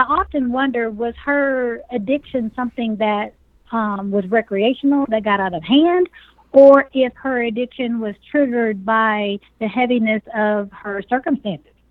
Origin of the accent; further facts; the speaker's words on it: Dallas, Texas, United States; I was raised in North Dallas Project and in another very impoverished environment um, sector of Dallas called um, Pleasant Grove